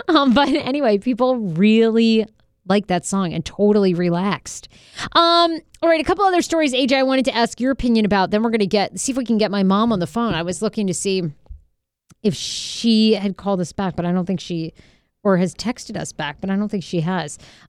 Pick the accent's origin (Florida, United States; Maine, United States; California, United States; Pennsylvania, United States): Maine, United States; moved away; I grew up in Maine. There was nothing to do but drink and fuck.